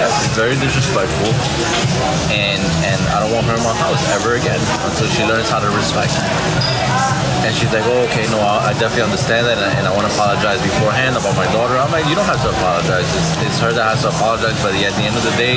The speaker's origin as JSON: {"language": "English", "town": "New York City", "region": "New York", "country": "United States", "tie": "born or raised there", "said": "I grew up in the Bronx, in New York."}